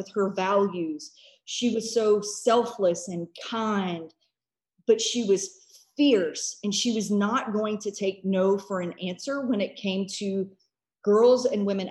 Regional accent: United States; as an American

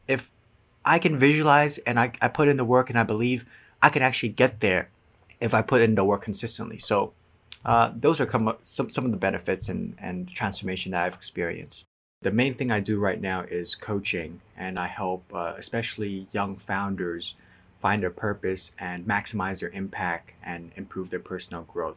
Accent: Macau; moved away; also born or lived in San Francisco / Edinburgh; I'm from Macau, China

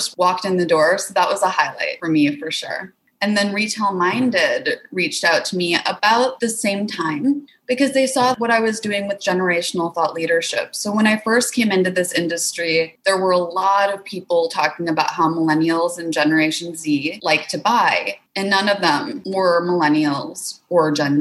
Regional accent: Wisconsin, United States; moved away; I'm originally from Wisconsin

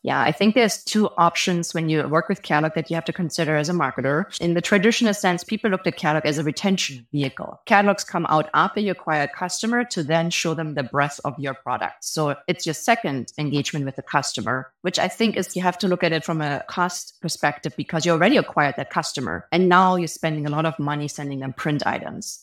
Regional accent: Germany; moved away as an adult; now in Bay Area, United States; If you hear an accent, I'm actually from Germany. I've been living in the Bay Area for almost fifteen years

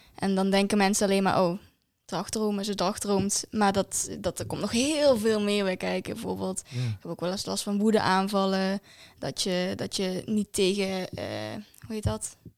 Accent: Valkenburg, Limburg, Netherlands; ik kom uit Valkenburg

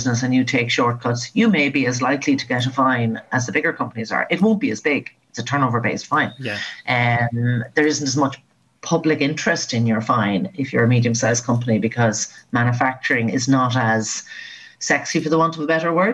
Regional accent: Mullingar, Leinster, Ireland; moved away as an adult; I love that you mentioned Mullingar, because that's my hometown

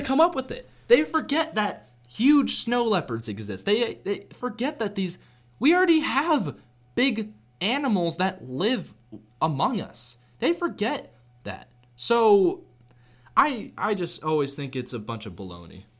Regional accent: Seattle, Washington, United States; I was born in Washington State. I was born in Seattle

